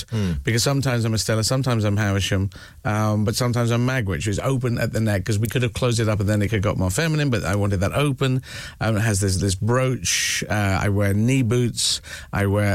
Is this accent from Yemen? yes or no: yes; Yemen; moved away; I was born in Yemen